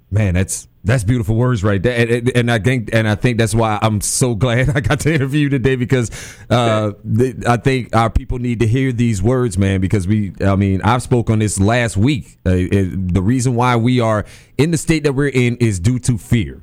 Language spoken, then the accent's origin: English; New Orleans, Louisiana, United States; as a kid growing up, I grew up in New Orleans